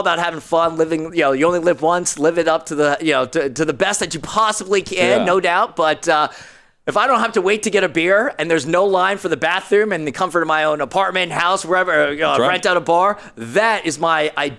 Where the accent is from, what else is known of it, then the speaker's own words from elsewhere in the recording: New York City, New York, United States; I'm from New York City